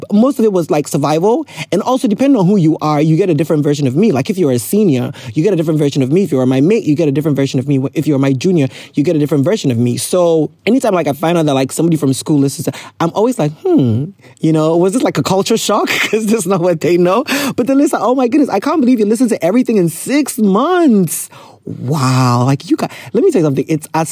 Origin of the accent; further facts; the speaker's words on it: Ghana; I'm a Ghanaian